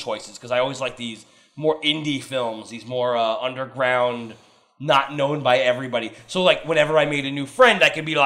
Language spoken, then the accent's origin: English; New York, United States; we're from New York